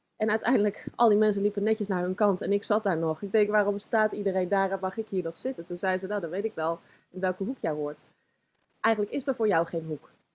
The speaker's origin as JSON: {"language": "Dutch", "town": "Zoetermeer", "region": "South Holland", "country": "Netherlands", "tie": "born or raised there", "also_born_or_lived": "Leidschendam", "said": "geboren in Leidschendam. Ik, eh, woon, eh, ik woonde toen in Zoetermeer. En eh, daar ben ik opgegroeid"}